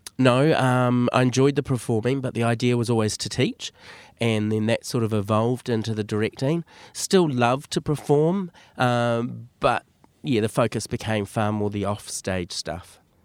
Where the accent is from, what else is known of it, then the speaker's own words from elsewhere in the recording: Auckland, New Zealand; Born and bred in Auckland, grew up in most of my life in West Auckland